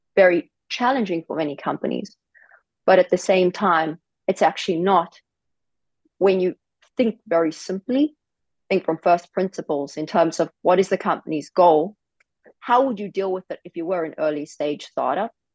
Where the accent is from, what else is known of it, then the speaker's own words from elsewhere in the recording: South Africa; moved away; I grew up in South Africa, very difficult circumstances